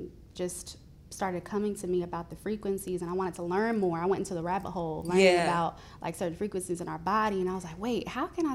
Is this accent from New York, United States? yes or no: no; Nashville, Tennessee, United States; also born or lived in Milwaukee, Wisconsin; I was born in Milwaukee, Wisconsin, but I grew up in Nashville, Tennessee, grew up in the Antioch area most of my life